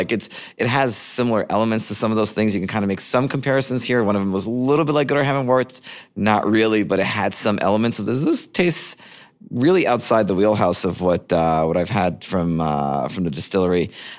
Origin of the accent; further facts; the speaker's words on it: Canada; As a Canadian, I should have.